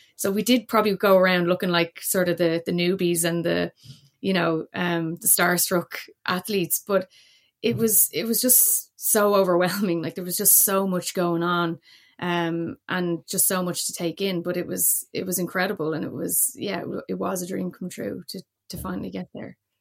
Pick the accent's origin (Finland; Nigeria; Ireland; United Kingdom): Ireland; Dublin, Leinster; moved away as an adult; now in Cork, Ireland; my background is, is Dublin, born and raised, but I'm actually, uh, based in Cork